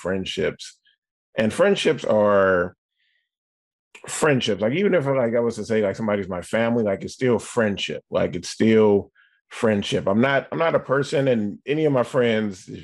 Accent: the Bay Area, California, United States; I'm from the Bay Area.

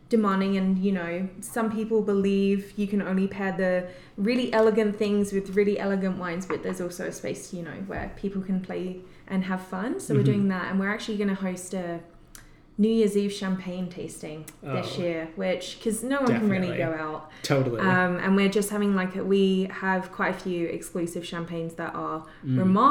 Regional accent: United Kingdom; moved away; I'm British

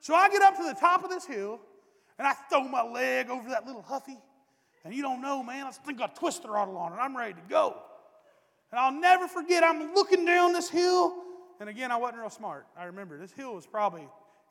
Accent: East Tennessee, United States; moved away; I'm from East Tennessee

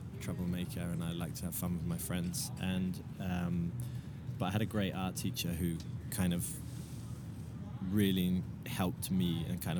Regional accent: Devon or Dorset, south coast of England, South West England, United Kingdom; now in Berlin, Germany; I grew up in Devon or Dorset, south coast.

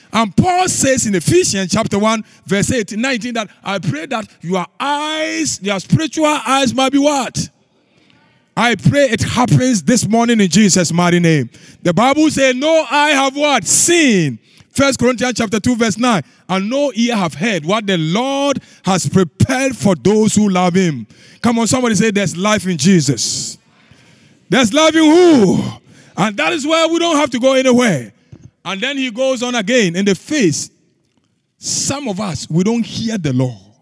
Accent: Ghana; moved away as an adult; now in United States; I grew up in the, in the bush. I left university. Pastor Tom had been to my home in Ghana.

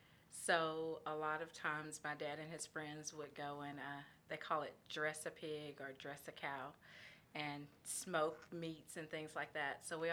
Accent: Brazoria, Texas, United States; I grew up about an hour south of here in Brazoria.

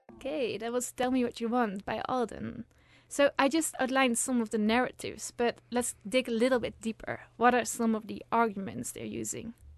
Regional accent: Netherlands; now in Uppsala, Sweden; I'm originally from the Netherlands

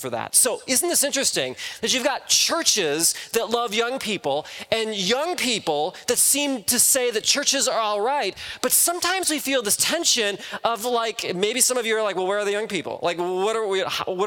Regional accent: Midwest, United States; now in California, United States; I'm originally from the Midwest

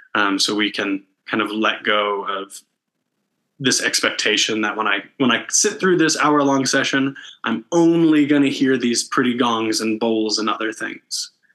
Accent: Canton, Ohio, United States; moved away as an adult; also born or lived in Athens, Ohio / Kentucky / Indianapolis, Indiana; now in Denver, United States; I grew up in Northeast Ohio uh, in Canton

